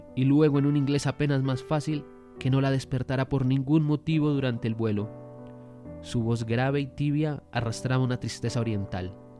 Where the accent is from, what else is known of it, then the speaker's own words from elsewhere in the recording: Colombia; nosotros somos colombianos